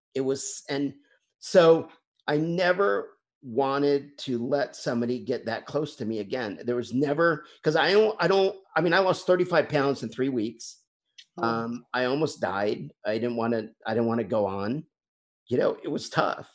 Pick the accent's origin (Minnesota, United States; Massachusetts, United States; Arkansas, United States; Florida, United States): Arkansas, United States; Bentonville; my hometown is um, bentonville arkansas